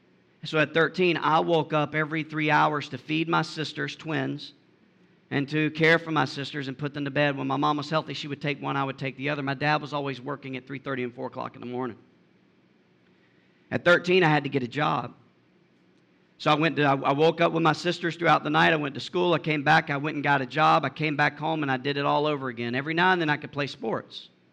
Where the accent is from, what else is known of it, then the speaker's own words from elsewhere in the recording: Georgia, United States; also born or lived in Florida / Alabama; So I was raised in South Georgia, deep South Georgia, in poverty by a two-parent family. We moved from Florida to Alabama to Georgia at any given point in time.